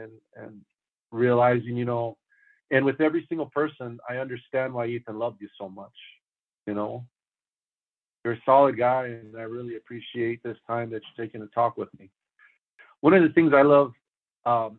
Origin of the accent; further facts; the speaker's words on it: El Paso, Texas, United States; also born or lived in Phoenix, Arizona / San Antonio, Texas / Wichita Falls, Texas; now in Iron Mountain, United States; I grew up in El Paso, Texas